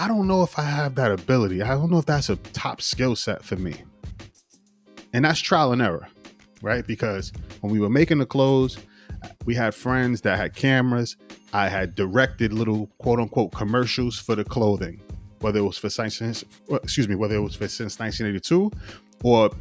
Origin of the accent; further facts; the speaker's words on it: Yonkers, New York, United States; I'm from Yonkers, the area in Yonkers I'm from, the block, the 3-block radius had a lot of, you know, influential artists